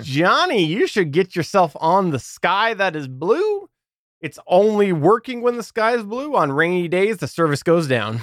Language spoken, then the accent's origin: English; Canada; as a Canadian